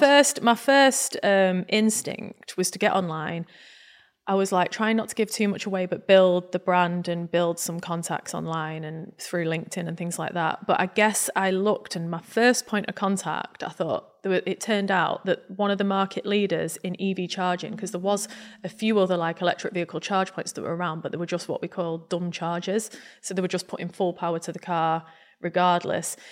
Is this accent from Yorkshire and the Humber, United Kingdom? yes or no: yes; Grimsby, Yorkshire and the Humber, United Kingdom; growing up in Grimsby